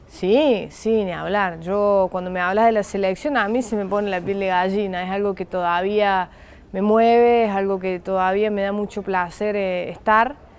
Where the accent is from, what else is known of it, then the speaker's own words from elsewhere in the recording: Argentina; moved away; los argentinos nos caracterizamos por, remarla y mucho